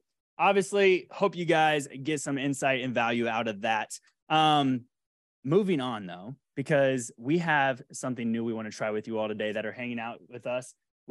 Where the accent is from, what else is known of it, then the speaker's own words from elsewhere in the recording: Jacksonville, Florida, United States; That was from my childhood growing up. 100. I grew up in Duval.